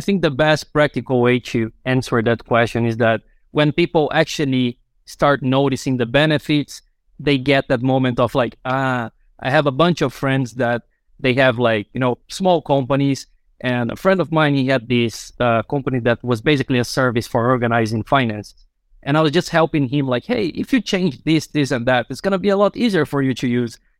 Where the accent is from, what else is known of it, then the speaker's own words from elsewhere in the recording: Brazil; now in Finland; I'm originally from Brazil